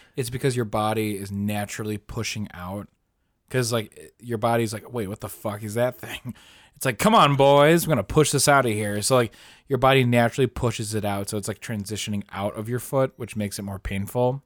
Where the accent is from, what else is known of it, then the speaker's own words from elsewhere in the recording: United States; we're American